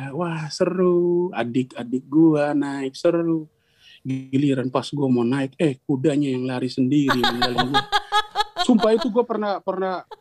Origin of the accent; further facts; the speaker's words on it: East Nusa Tenggara, Indonesia; Uh, bahasa daerah saya hancur